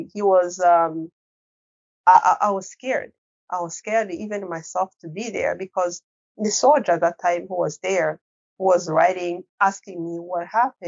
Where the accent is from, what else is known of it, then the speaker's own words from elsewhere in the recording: Rwanda; English is a second language; moved away; English is not my first language